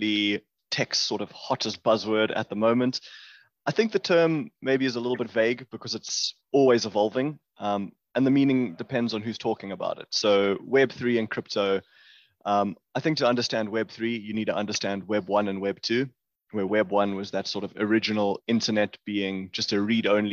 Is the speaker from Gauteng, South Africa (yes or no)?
yes; Johannesburg, Gauteng, South Africa; also born or lived in Cape Town, South Africa; I grew up in Johannesburg, which is sort of one of the main cities here in South Africa